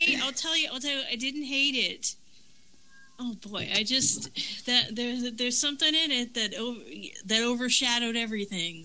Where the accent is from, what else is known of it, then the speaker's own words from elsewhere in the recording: Florida, United States; now in North Carolina, United States; I'm from originally from Florida, and I'm currently living in North Carolina